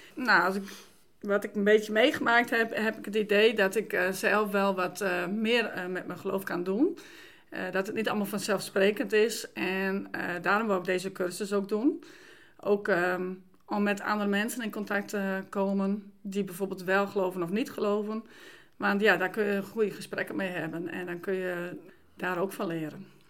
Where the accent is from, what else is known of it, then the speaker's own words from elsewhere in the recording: Dokkum, Friesland, Netherlands; moved away; ik ben vrijgemaakt opgevoed in Dokkum